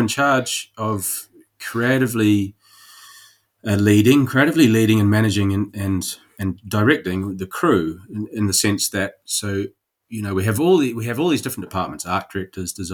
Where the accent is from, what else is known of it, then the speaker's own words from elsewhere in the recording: New Zealand; moved away; I am Kiwi.